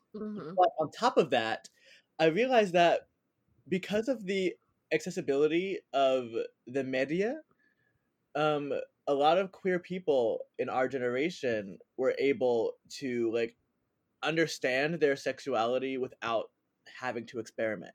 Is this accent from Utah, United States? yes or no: no; New Jersey, United States; moved away as an adult; also born or lived in Philadelphia, Pennsylvania / New York; I born and raised in New Jersey with a little bit of a southern twist in there.